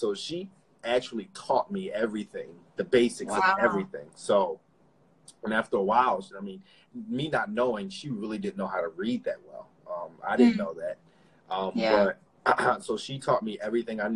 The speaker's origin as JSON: {"language": "English", "town": "Philadelphia", "region": "Pennsylvania", "country": "United States", "tie": "born or raised there", "said": "me and my brothers, we grew up in Philadelphia, born in Philadelphia"}